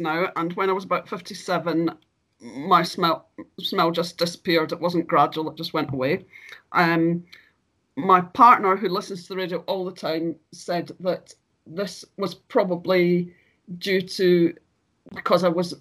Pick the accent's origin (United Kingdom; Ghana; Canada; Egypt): United Kingdom; Glasgow, Scotland; moved away as an adult; I'm from Glasgow in Scotland, and I currently live here after travelling around for many years.